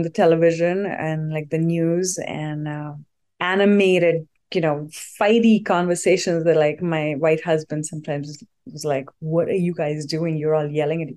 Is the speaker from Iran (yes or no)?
no; India; also born or lived in Delhi, India / Boston, United States; now in United States; I grew up in the mountains in India, and then we lived in Delhi for a while